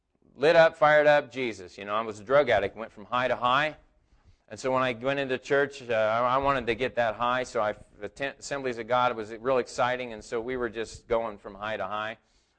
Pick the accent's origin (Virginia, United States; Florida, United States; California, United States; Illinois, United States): California, United States; Hydesville; I grew up in Hydesville when I was a little kid